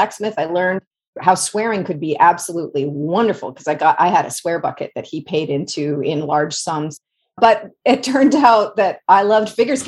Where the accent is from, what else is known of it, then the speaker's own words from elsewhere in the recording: Guelph, Ontario, Canada; also born or lived in Northeast United States; now in United States; So I grew up in a little place called Guelph, Ontario, which is about an hour northwest of Toronto in Canada